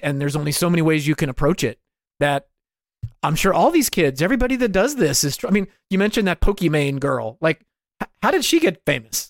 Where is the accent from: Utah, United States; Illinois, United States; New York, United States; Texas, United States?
New York, United States; every dude I grew up with in New York